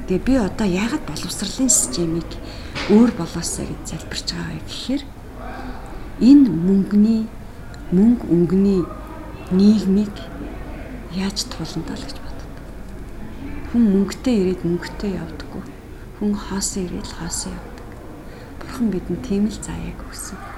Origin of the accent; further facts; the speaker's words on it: Mongolia; Би монголоор бахархдаг. Би монгол төрснөөрөө би Монгол удам тайтай бахархдаг.